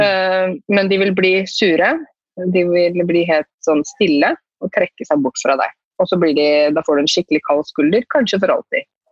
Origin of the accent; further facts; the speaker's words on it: Norway; jeg er helt, helt norsk også